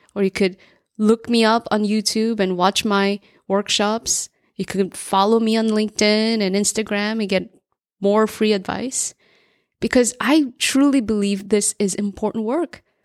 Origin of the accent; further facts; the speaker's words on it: New Jersey, United States; I grew up in New Jersey as an immigrant latchkey kid.